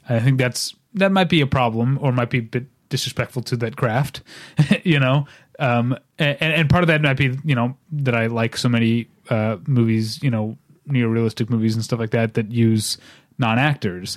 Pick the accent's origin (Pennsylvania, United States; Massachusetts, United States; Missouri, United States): Missouri, United States; St. Louis; I'm from Saint Louis